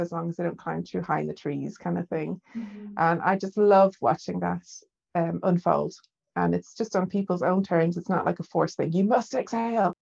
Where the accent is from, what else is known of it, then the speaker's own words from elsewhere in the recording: Dublin, Leinster, Ireland; now in Leeds, United Kingdom; I'm from Dublin in Ireland.